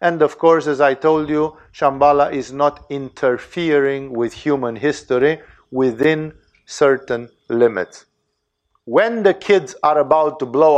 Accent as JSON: {"language": "English", "country": "Romania", "second_language": "English", "said": "I'm Romanian"}